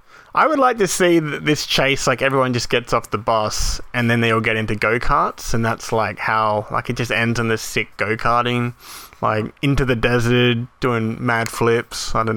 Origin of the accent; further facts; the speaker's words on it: Australia; In Australia, we all grew up with American stuff.